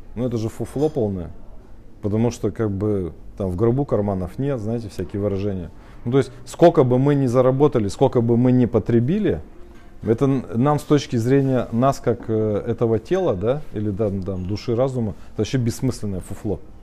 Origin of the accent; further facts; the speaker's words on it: Russia; мы родились с вами в Российской Федерации. Это же всем понятно, да? Мы живем в городе Пермь